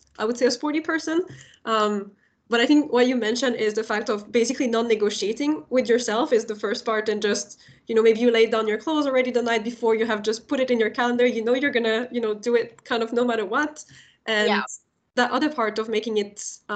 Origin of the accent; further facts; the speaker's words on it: France; I'm from France, and the whole culture in France still is generally very oriented towards having one right answer